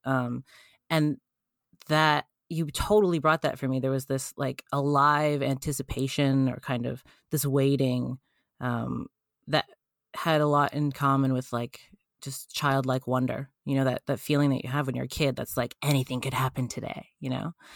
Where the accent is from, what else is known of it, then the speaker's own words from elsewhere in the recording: Canada; I'm Canadian